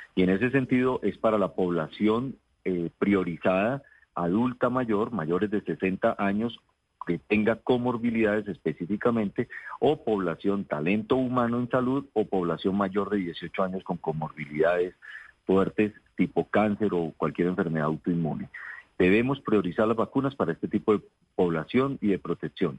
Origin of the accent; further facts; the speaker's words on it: Bogotá, Colombia; also born or lived in Cúcuta, Norte de Santander / Caldas; me trajeron a los dos años a Bogotá eh, regresábamos a Cúcuta y volvíamos nuevamente a Bogotá por estudios